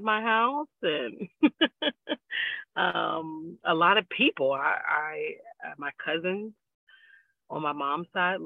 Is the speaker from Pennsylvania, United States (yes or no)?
yes; Pittsburgh, Pennsylvania, United States; I am a Pittsburgh born and raised kind of woman.